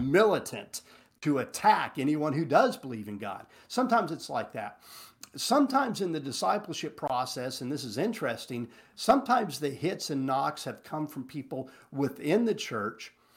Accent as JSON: {"language": "English", "region": "Texas Panhandle", "country": "United States", "said": "I'm from the Panhandle"}